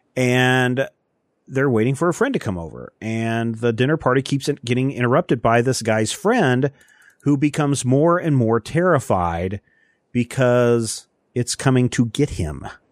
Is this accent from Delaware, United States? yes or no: no; Kansas, United States; growing up in Kansas, especially Eastern Kansas